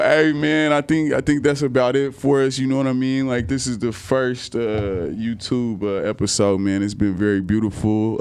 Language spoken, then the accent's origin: English; Kansas, United States; now in Texas, United States; I come from Kansas